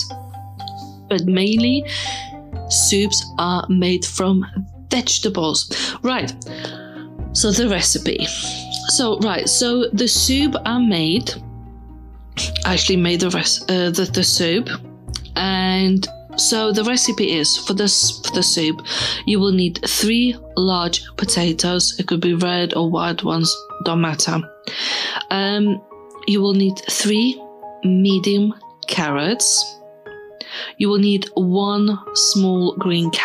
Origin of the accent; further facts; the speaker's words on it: Lithuania; I'm from Lithuania. You know, when I was growing up, we're fairly poor